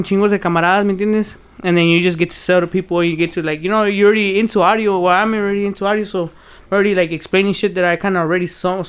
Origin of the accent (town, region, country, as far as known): Rio Grande Valley, Texas, United States; born or raised there; also born or lived in Fresno, California